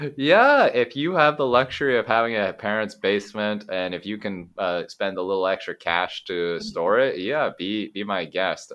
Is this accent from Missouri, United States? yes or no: no; Eugene, Oregon, United States; moved away as an adult; also born or lived in California / Japan / Taiwan / Mexico; born in California, but I grew up in Oregon.